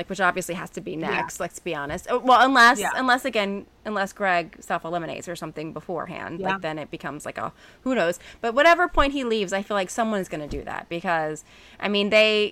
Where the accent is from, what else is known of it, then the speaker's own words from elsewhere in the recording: Alabama, United States; I'm from Alabama